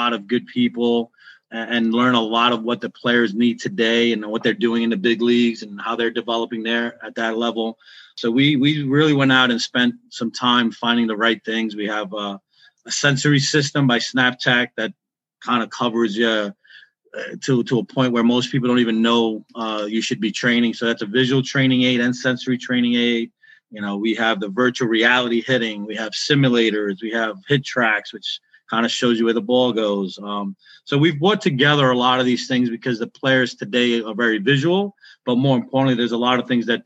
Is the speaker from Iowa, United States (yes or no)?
no; New York City, New York, United States; I grew up in Brooklyn, New York